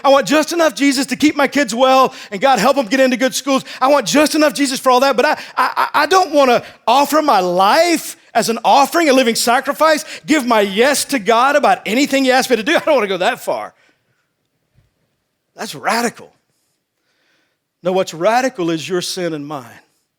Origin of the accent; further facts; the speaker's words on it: Texas, United States; I grew up in Texas and I played football.